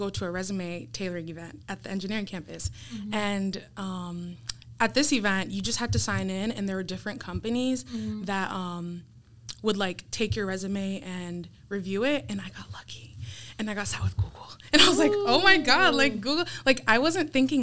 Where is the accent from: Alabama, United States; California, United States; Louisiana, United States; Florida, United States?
Florida, United States; Apopka; now in Miami, United States; I grew up in Apopka, Florida